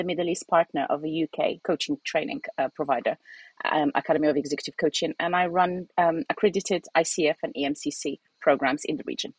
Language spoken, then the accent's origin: English; Algeria; also born or lived in United Kingdom; I'm originally Algerian. So I'm Algerian British who has been moving around.